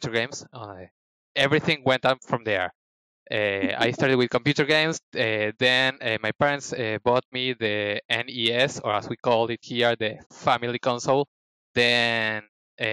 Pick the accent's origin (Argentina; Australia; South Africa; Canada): Argentina; I am from Argentina